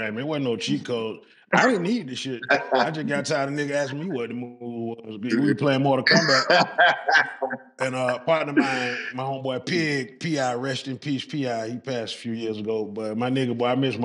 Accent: Atlanta, Georgia, United States; I was born at Southwest Atlanta Community Hospital

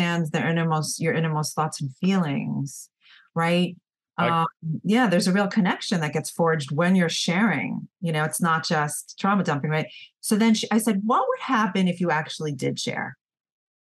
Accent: New York, United States; I'm from New York, so we're very fast paced

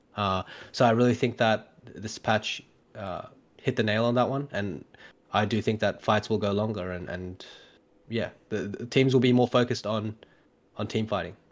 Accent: Australia; also born or lived in Korea; I grew up in Australia, and then obviously, uh, have a, have a Korean name on the side

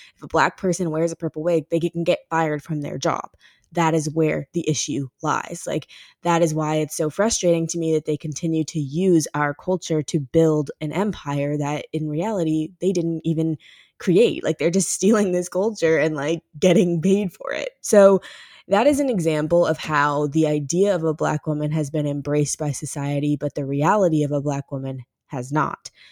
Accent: Ferguson, Missouri, United States; my hometown of Ferguson

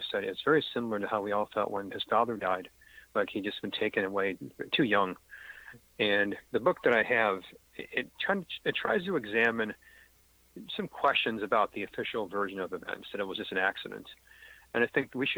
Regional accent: Western New York, United States; growing up in Western New York

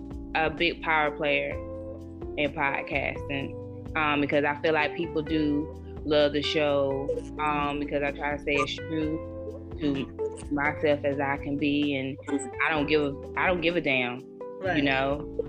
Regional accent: Anderson, South Carolina, United States; now in Greenville, United States; I am originally from Anderson, South Carolina

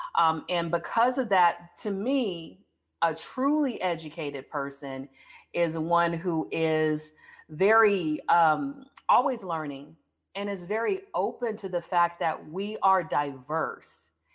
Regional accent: United States; moved away; also born or lived in Baton Rouge, Louisiana / Houston, Texas; I grew up between Baton Rouge and Houston. I went back to Baton Rouge every summer till I went to college, so I was born in Baton Rouge

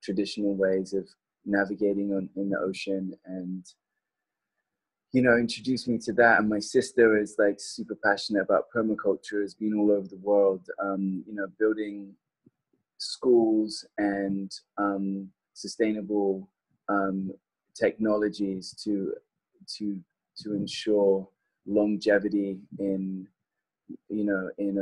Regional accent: southern England, United Kingdom; now in California, United States; growing up in Southern England

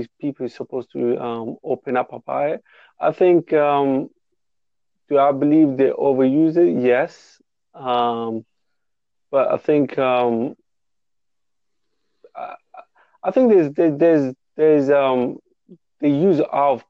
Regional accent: London, United Kingdom; I'm from England, by the way, too. I don't know if you can tell my accent

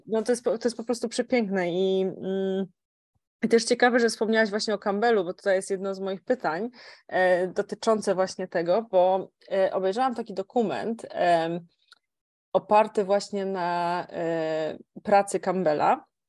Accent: Kielce, Świętokrzyskie Voivodeship, Poland; pochodzę z Kielc

